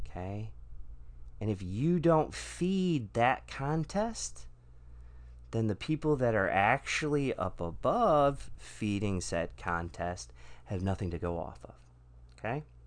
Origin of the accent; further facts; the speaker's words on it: Michigan, United States; moved away; I'm from Michigan originally